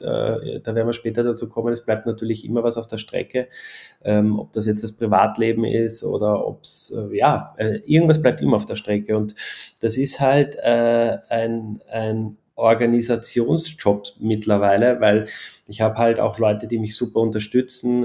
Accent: Austria; bei uns in Österreich

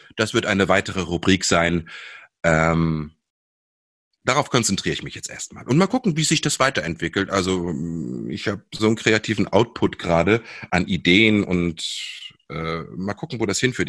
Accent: Seesen, Lower Saxony, Germany; wir sind in Sesen am Harz aufgewachsen

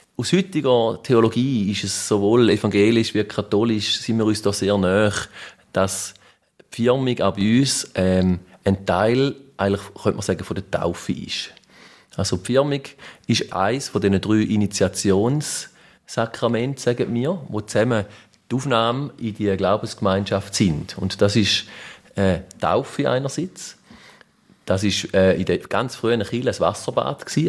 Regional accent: Mörschwil, St. Gallen, Switzerland; in Mörschwil, wo ich herkomme

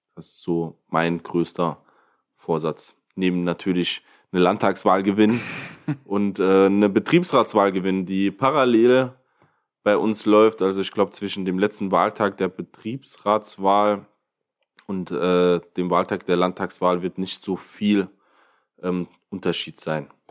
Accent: Ottweiler, Saarland, Germany; Ottweiler. Das ist eine sehr, sehr alte Stadt

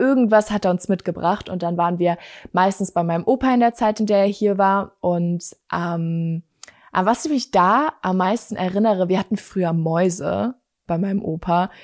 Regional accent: Bavaria, Germany; also born or lived in Munich; Ich komme ja aus Bayern, das wissen ja einige von euch, und ich bin tatsächlich nicht hier geboren, wo ich jetzt lebe, sondern ich bin in München geboren

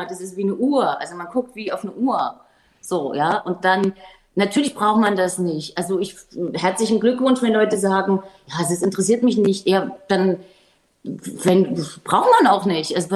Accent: Germany; ich komme hier aus der DDR

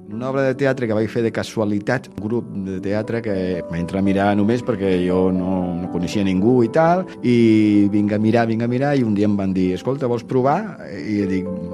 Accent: Tarragona, Catalonia, Spain; jo sóc de Tarragona

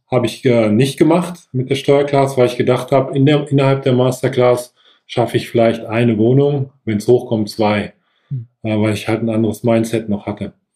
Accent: Sauerland, North Rhine-Westphalia, Germany; moved away as an adult; also born or lived in Bensberg; now in Bergisch Gladbach, Germany; bin gebürtig aus dem Sauerland, wohne aber jetzt zehn Minuten vor Köln in Bensberg

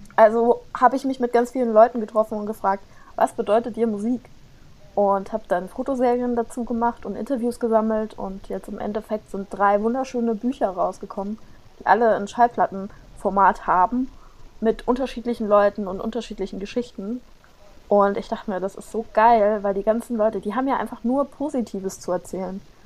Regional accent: near Giessen, Hesse, Germany; now in Mainz, Germany; ich bin in der Nähe von Gießen geboren

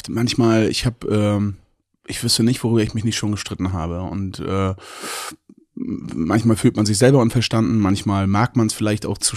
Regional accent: Mecklenburg-Vorpommern, Germany; Ich komme aus Mecklenburg-Vorpommern, ja, und lebe dort extrem gerne.

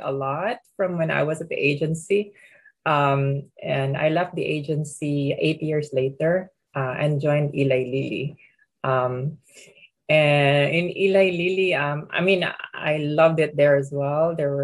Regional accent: Philippines; moved away as an adult; also born or lived in Pittsburgh; I come from the Philippines originally

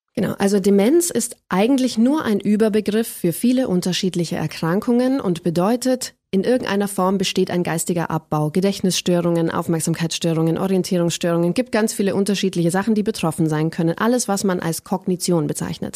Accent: Ellerbach, Bavaria, Germany; first language German; also born or lived in Lauingen; ich bin in Lauingen geboren, einer Großstadt aus bayerischer Sicht, aber ich bin aufgewachsen in einem 300-Seelendorf, das Ellerbach heißt

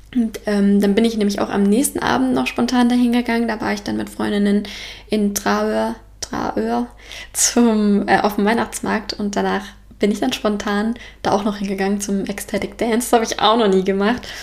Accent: Frankfurt and Offenbach, Hesse, Germany; moved away as an adult; now in Denmark; in Frankfurt und Offenbach gibt, wo ich herkomme

